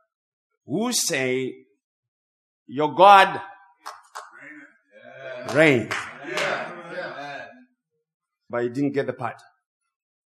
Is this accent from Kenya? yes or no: no; Zimbabwe; English is a second language; moved away; English is my second language. I grew up in Zimbabwe.